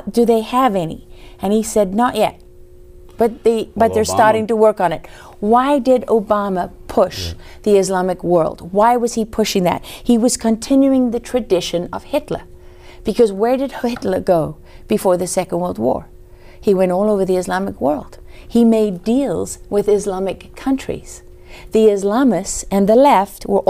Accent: South Africa; now in United States; I came from South Africa.

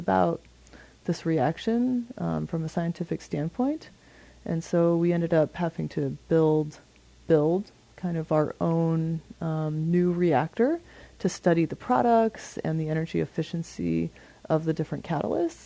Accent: Montana, United States; I grew up in Montana and in a family that was really into being outside

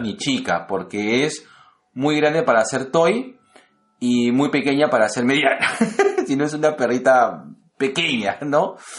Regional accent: Lima, Peru

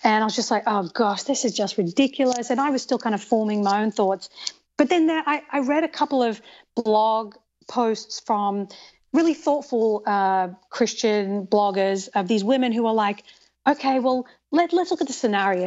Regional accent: Australia; moved away as an adult; also born or lived in England; now in United States; So I was born in England, and I grew up in Australia, and I've lived in the United States for ten years.

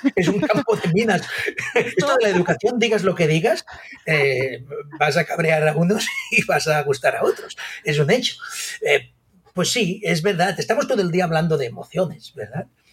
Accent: Sant Carles de la Ràpita, Catalonia, Spain; soy nacido en San Carles de la Rápida

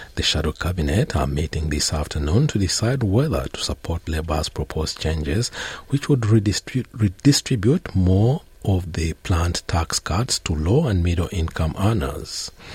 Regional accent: Western Australia, Australia; my home state of Western Australia

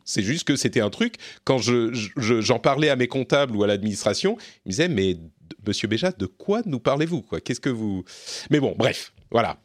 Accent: France; je suis français

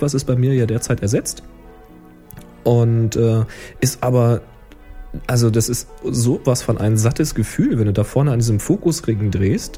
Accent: Germany; dass ich Deutsch bin

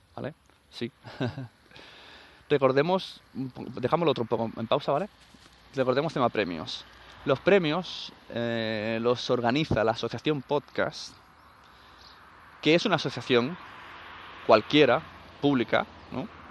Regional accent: Catalonia, Spain; en mi pueblo tres asociaciones de sevillanas, que no creo que las haya, porque es Cataluña

